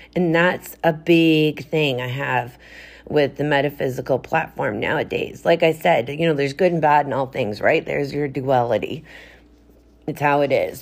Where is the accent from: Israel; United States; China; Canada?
Canada; I am a chick from Canada